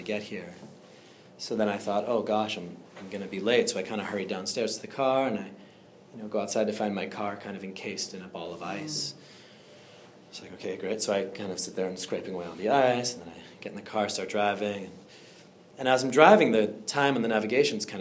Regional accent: Andover, Massachusetts, United States; originally I'm from Andover, so a little bit north of here

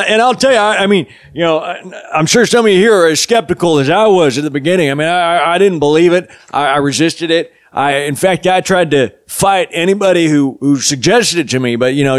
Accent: New Mexico, United States; I had a reputation in my hometown in New Mexico as having just some fiery shits, man

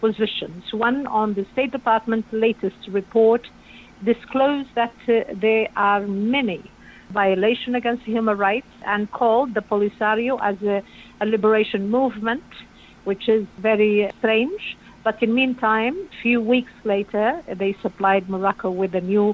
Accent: Laayoune, Western Sahara; also born or lived in refugee camps, southwest Algeria; now in United States; as a Sahrawi, was born in Layoun, in the capital city of Western Sahara

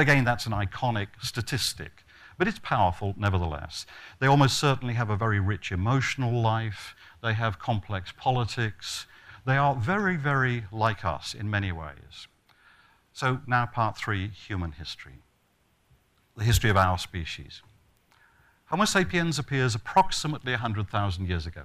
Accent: Australia; I come from Australia

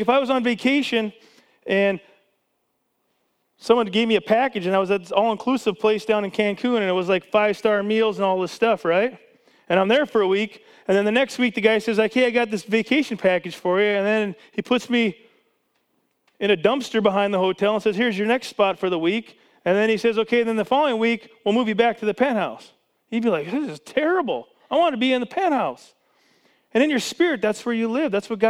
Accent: Canada; now in United States; I was born in Canada. I was a Canadian citizen my whole life.

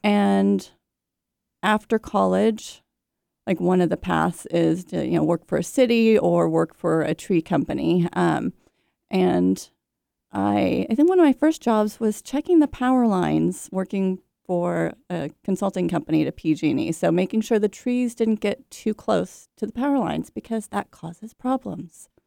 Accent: Bay Area, California, United States; I grew up in the Bay Area, California, surrounded by oak trees and redwood trees

